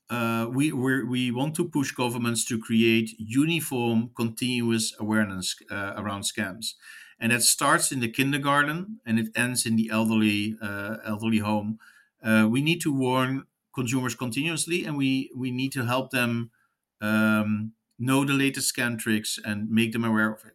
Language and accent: English; United States; as an American